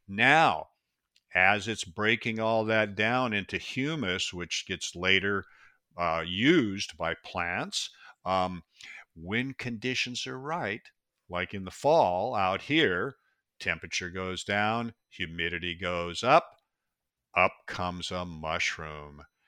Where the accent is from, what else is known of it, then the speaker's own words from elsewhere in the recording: Pacific Northwest, Washington, United States; I was born and raised in the Pacific Northwest, and it's such a beautiful place. We have forests. It's the Evergreen State